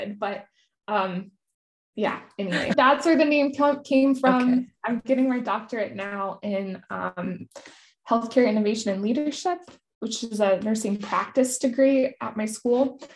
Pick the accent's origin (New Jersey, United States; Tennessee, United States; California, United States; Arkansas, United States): California, United States; Silicon Valley; I grew up in Silicon Valley